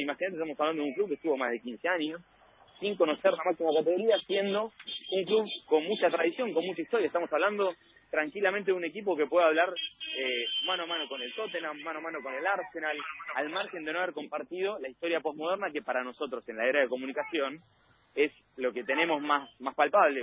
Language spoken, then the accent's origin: Spanish; Argentina; venimos de Argentina